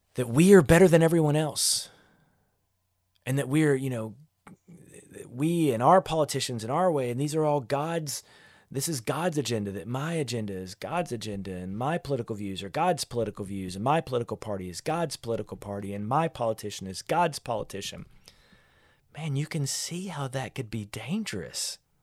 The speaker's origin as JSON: {"language": "English", "country": "United States", "said": "We're Christians who live in America"}